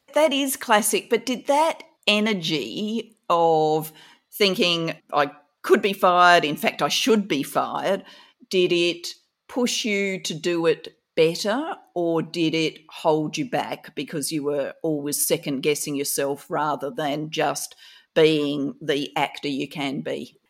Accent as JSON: {"language": "English", "town": "Adelaide", "region": "South Australia", "country": "Australia", "tie": "born or raised there", "said": "I grew up in Kingswood"}